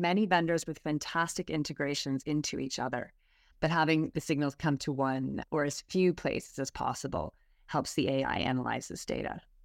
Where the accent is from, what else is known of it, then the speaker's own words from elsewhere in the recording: Canada; accent: Canadian; moved away as an adult; now in United Kingdom; I have a Canadian accent, so I grew up in Canada, moved to the U K twelve years ago